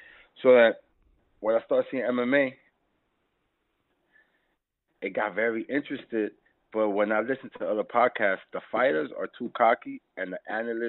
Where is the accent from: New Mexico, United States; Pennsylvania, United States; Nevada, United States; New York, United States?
New York, United States; New York City; I grew up in New York City